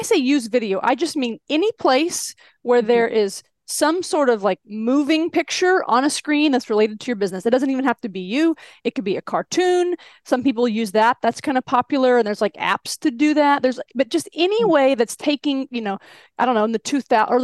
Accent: Texas-Mexico border, United States; moved away; I grew up on the Texas border, Mexico-Texas border. So I got the y'all authentically. And now I'm back

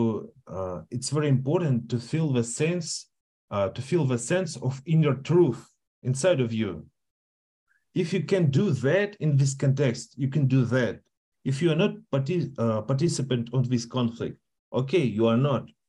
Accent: Russia; English is a second language; I'm Russian, but I identify for me as a Russian

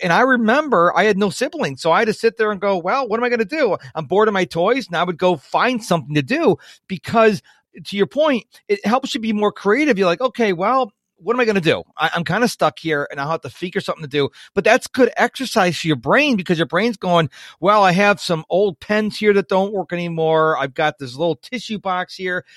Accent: Rochester, New York, United States; now in Houston, United States; I grew up in Rochester, New York

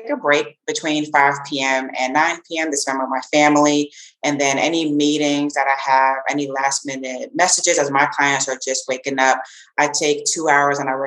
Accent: the Jersey Shore, New Jersey, United States; also born or lived in Frankfurt, Germany / Offutt Air Force Base, Nebraska / Greece / Guantanamo Bay, Cuba; now in Madrid, Spain; I'm from New Jersey, the Jersey Shore

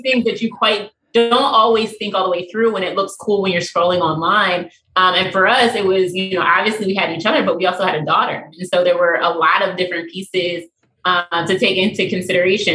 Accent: Baltimore, Maryland, United States; also born or lived in Pennsylvania; I was born mm. and raised in Baltimore

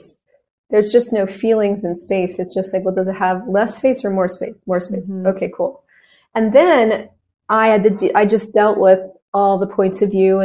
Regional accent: United States; I'm an American.

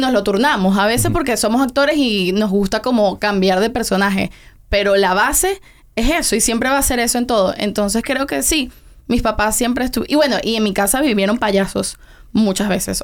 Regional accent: Venezuela; also born or lived in Tenerife, Spain; now in Miami, United States; yo nací en Tenerife, en España porque ellos estaban viviendo esa temporada en España, pero yo me fui, nos fuimos a Venezuela cuando yo tenía como un año. Entonces realmente yo me crié completamente en Venezuela

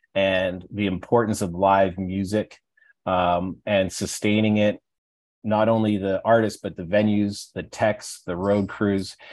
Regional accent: Alberta, Canada; I'm from Alberta

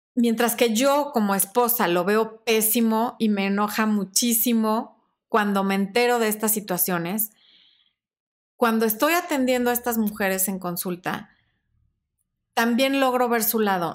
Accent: Mexico; es como los mexicanos cuando decimos este cuate, este güey

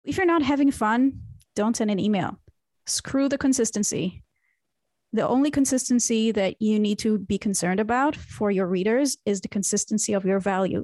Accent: Israel; moved away as an adult; now in Berlin, Germany; I was born and raised in Israel

